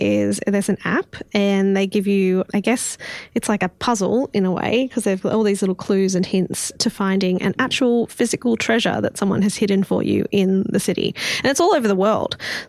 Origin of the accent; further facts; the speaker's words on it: Newcastle, New South Wales, Australia; I'm from Newcastle